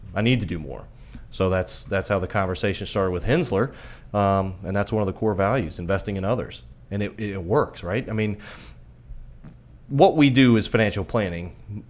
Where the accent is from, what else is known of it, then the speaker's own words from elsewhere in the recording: Miami, Florida, United States; I'm from Miami originally